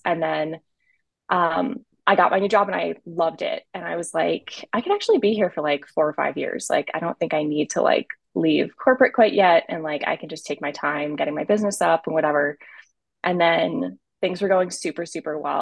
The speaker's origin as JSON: {"language": "English", "region": "Rhode Island", "country": "United States", "moved": "yes", "lives_now": "Austin, United States", "said": "I am originally from Rhode Island. I currently live in Austin, Texas"}